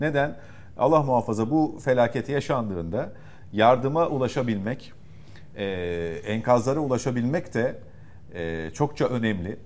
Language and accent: Turkish; Istanbul, Turkey; Şimdi ben İstanbul'da yaşıyorum uzun süredir. İstanbul'da doğduğum için burası benim şehrim.